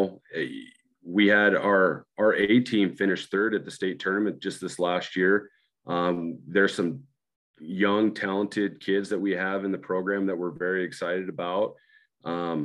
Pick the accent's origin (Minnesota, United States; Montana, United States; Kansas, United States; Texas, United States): Montana, United States; Great Falls; I grew up in Great Falls, played for the Great Falls Stallions